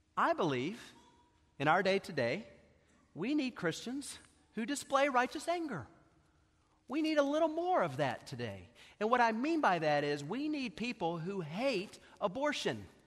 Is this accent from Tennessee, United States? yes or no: yes; Knoxville, Tennessee, United States; I grew up here in Knoxville